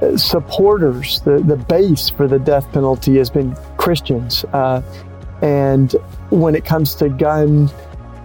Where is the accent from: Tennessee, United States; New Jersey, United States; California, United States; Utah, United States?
Tennessee, United States; I grew up in Tennessee